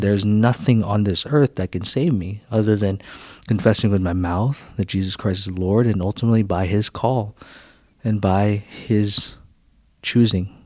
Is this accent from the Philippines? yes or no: yes; Philippines; now in United States; I grew up in the Philippines